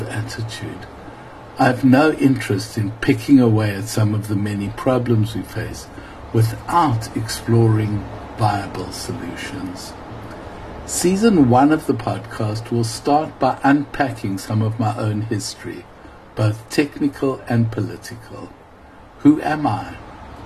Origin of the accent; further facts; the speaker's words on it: South Africa; my evolution as a South African activist